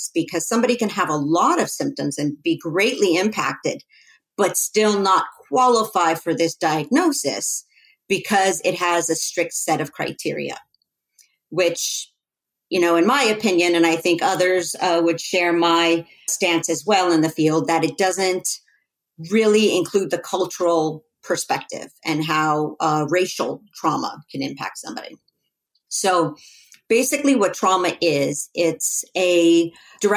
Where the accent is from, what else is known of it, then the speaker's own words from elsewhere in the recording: Los Angeles, California, United States; I grew up in Los Angeles